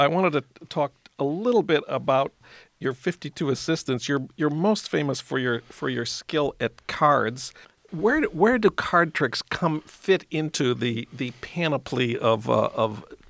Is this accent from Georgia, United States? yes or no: no; St. Paul, Minnesota, United States; moved away; news from my hometown of St. Paul.